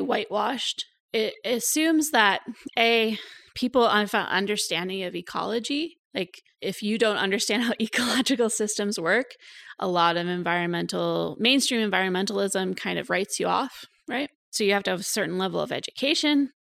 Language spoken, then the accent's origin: English; Cooksburg, Pennsylvania, United States; moved away as an adult; also born or lived in Saskatchewan, Canada; now in Canada; So I'm American originally. I grew up in rural Western Pennsylvania in Cooksburg, Pennsylvania